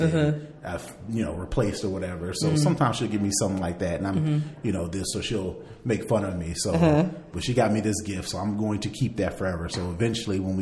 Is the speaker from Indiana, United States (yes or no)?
yes; Indiana, United States; I'm from Indiana